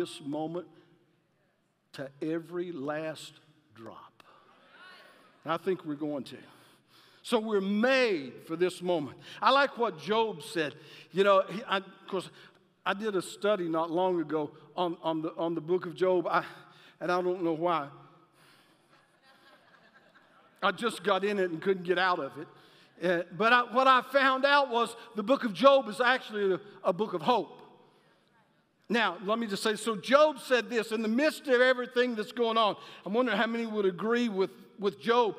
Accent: Alabama, United States; I'm from Alabama

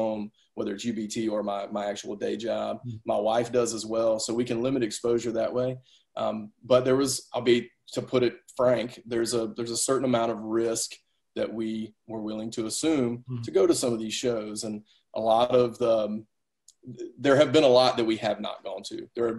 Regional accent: the South, United States; And I'm from the South. I want to shake everybody's hand.

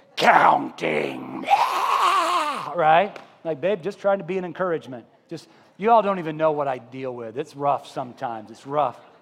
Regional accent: Columbia, Missouri, United States; I was brought up in Columbia, Missouri.

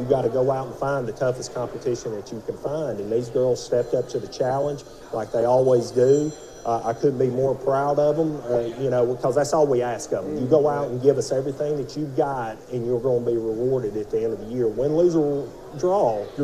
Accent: Fort Payne, Alabama, United States; I'm born and raised in Fort Payne

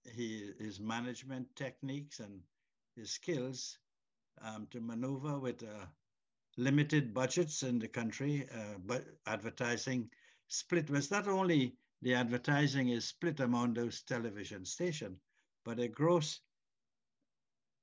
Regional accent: Trinidad & Tobago; now in Canada; a Trinidadian stroke Canadian

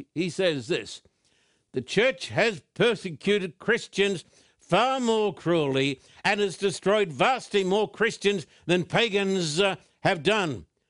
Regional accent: Australia; In fact, when I was just a boy growing up in Australia, this was taught in virtually all of the churches.

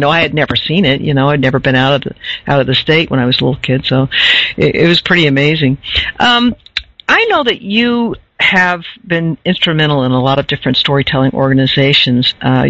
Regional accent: Bedford, Indiana, United States; I grew up in southern Indiana in Bedford

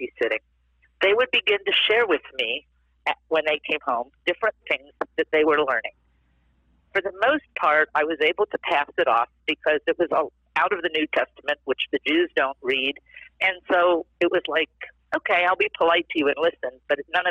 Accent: East Coast, United States; moved away; also born or lived in Southern California; I was raised on the East Coast in a culturally Jewish home, but yet very secularly.

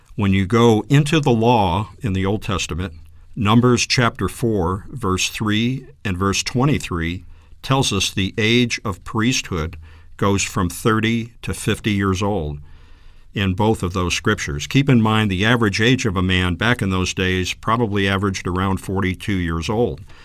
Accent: New England, United States; I grew up in the Northeast in New England and was born into an Italian family.

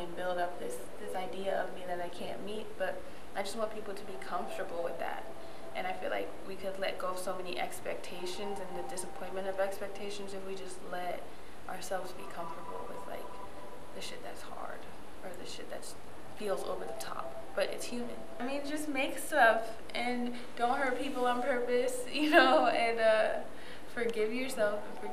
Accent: Ohio, United States; moved away as an adult; also born or lived in New York; now in New York City, United States; I'm 23 years old and I'm from Ohio

